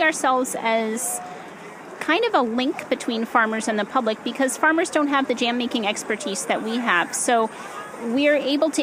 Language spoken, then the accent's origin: English; East Coast, United States; now in California, United States; I'm from the East Coast originally